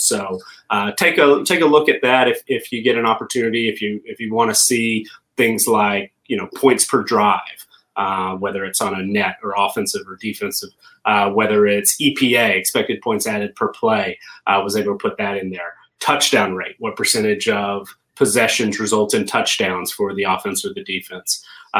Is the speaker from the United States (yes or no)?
yes; the South, United States; accent: Southern; But I every once in a while my Southern accent will slip out on a particular word, yes, too, but I lost the majority of my accent long ago, I think.